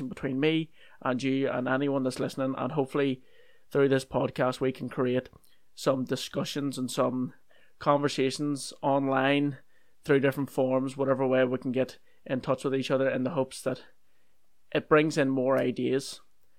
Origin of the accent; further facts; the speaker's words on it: Northern Ireland, United Kingdom; I'm from Northern Ireland